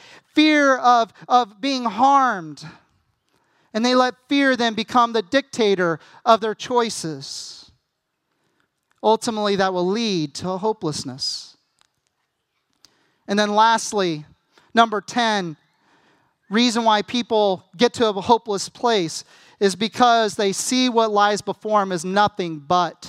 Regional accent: United States; as an American

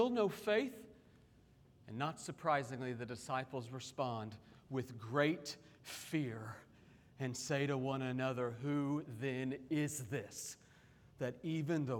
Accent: Oklahoma City, Oklahoma, United States; moved away; growing up in Oklahoma City

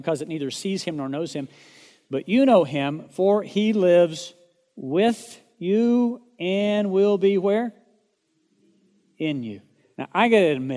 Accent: Oklahoma, United States; moved away as an adult; also born or lived in Dallas, Texas; I'm from Oklahoma

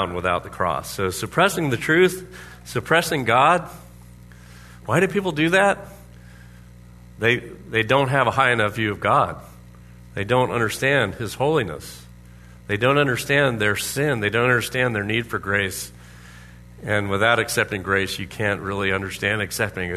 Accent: Orlando, Florida, United States; now in Anchorage, United States; Everyone had pools. Has pools in Orlando, Florida

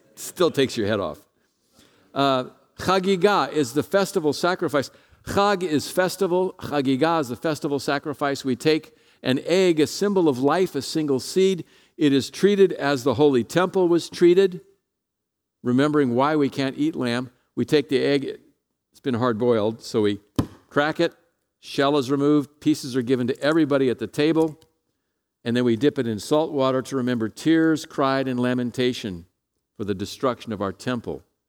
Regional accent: San Jose, California, United States; I'm from San Jose

